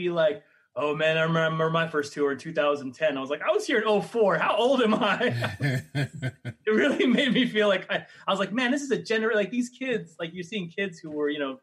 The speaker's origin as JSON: {"language": "English", "town": "Los Angeles", "region": "California", "country": "United States", "tie": "born or raised there", "moved": "as an adult", "said": "I grew up in LA."}